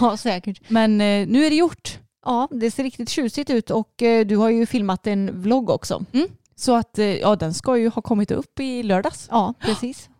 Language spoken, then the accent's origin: Swedish; Småland, Sweden; accent: Småländska